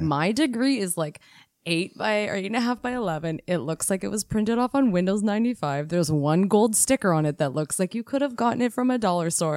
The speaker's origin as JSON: {"language": "English", "country": "Canada", "said": "We are Canadian R Ns"}